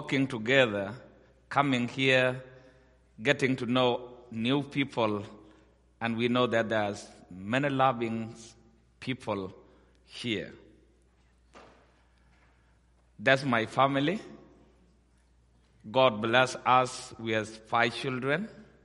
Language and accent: English; Ethiopia; also born or lived in South Sudan; I was born in South Sudan or Sudan, and I grew up in Ethiopia